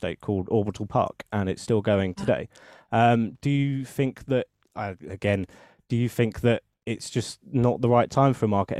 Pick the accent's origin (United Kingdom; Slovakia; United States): United Kingdom; Ashford, South East England; I'm from Ashford